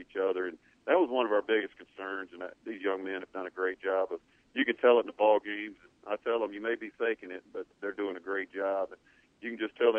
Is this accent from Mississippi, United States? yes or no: yes; East Mississippi, United States; I grew up in East Mississippi watching the Bear Bryant show